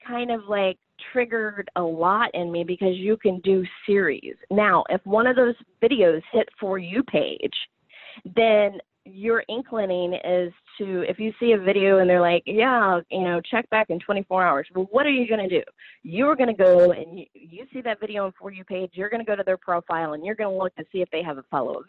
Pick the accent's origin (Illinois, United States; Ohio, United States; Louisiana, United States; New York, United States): Illinois, United States; Southern; I am from Southern Illinois